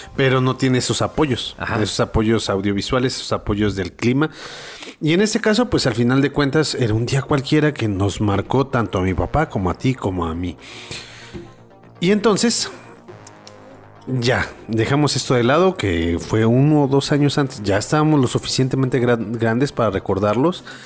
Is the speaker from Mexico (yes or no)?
yes; Mexico